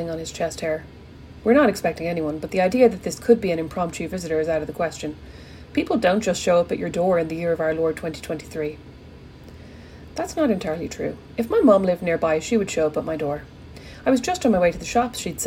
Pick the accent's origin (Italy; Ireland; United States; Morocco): Ireland; I'm Irish